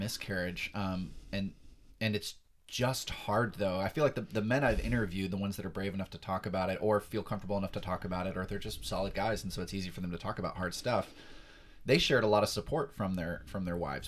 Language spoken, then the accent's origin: English; Perris, California, United States; Southern California born and raised, been here for most, all my life